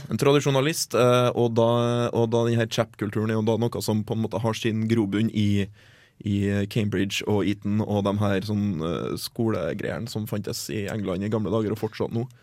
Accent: Norway

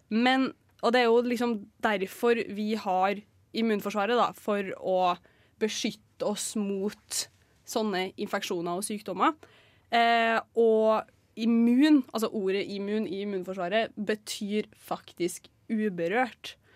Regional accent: Trondheim, Trøndelag, Norway; Jeg er 23 år, jeg er fra Trondheim.

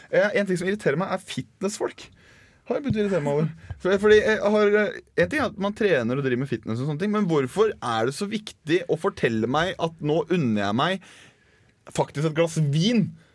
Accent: Toten, Innlandet, Norway; accent: Toten dialect; Toten-dialekta mi

